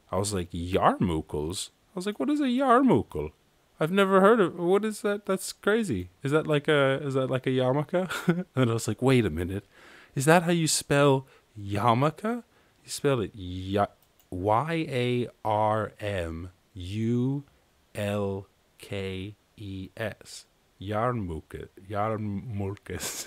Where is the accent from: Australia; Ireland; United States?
Ireland; I was born in Ireland